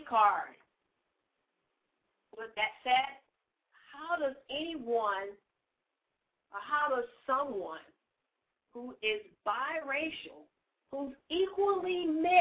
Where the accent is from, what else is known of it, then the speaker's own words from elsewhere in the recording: the South, United States; I am from the South also